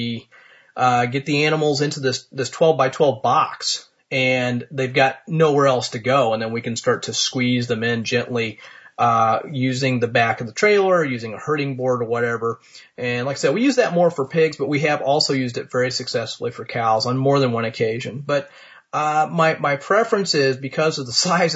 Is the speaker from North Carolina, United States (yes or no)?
no; Martinsville, Indiana, United States; here in my hometown of Martinsville, Indiana